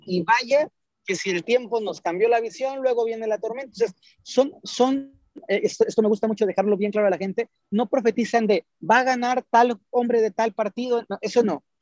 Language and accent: Spanish; Mexico; en los templos mayas de Palenque, en Chiapas, en mi país